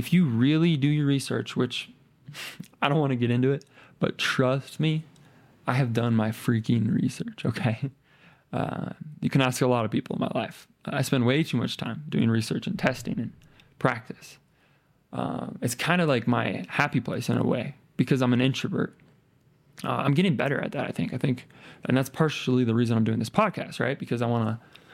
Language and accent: English; Lincoln, Nebraska, United States; moved away as an adult; now in Colorado, United States; Lincoln, Nebraska, where my hometown, born and raised. I moved out here to Colorado